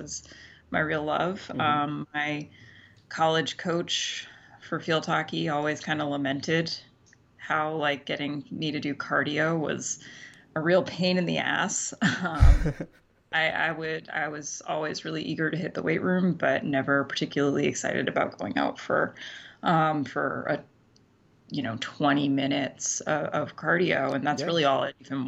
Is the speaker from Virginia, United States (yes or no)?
no; Central Maine, United States; moved away as an adult; also born or lived in Central New York / Boston; now in New York City, United States; I grew up in Central Maine